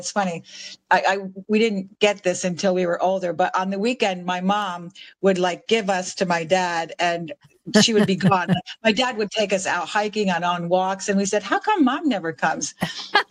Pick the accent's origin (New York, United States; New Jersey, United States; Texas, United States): New Jersey, United States; Sussex; moved away as an adult; also born or lived in Vermont / New London, Connecticut / Pensacola, Florida / Iceland; I was born in Northern New Jersey in a tiny town called Sussex in Sussex County, which is way up in the very tip of New Jersey